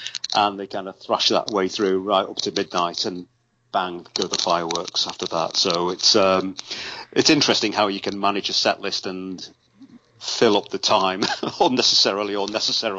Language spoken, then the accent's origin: English; Liverpool, North West England, United Kingdom; And here I was as a kid growing up in Liverpool, where …, you know, obviously, as you know.